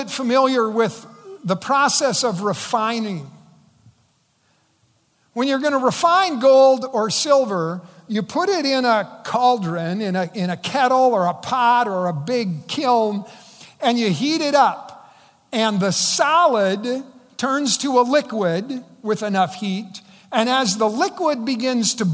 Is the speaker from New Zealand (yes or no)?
no; South Dakota, United States; the local American Legion in my hometown said, we're going to pay to send these eighth graders to the South Dakota Capitol in Pierre